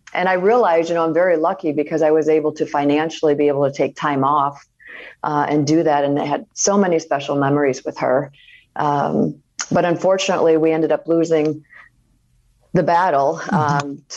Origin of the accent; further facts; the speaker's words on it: Iowa, United States; moved away; growing up in Iowa, you know when it's your turn and what you should